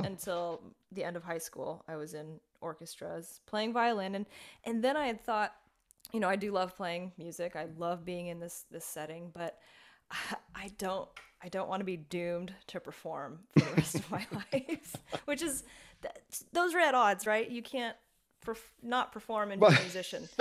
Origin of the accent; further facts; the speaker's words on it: Las Vegas, Nevada, United States; moved away as an adult; now in Florida, United States; I was working in Las Vegas, that's my hometown